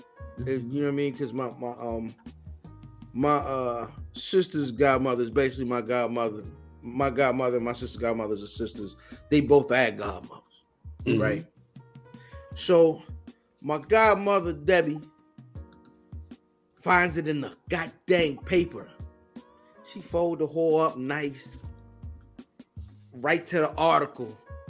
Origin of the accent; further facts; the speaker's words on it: Iran; I'm from Iran. Iran.